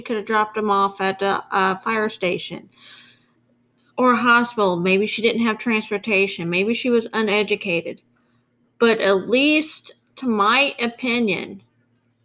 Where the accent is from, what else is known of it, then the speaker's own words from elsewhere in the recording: St. Joseph, Missouri, United States; my hometown in northwestern Missouri. St. Joseph, Missouri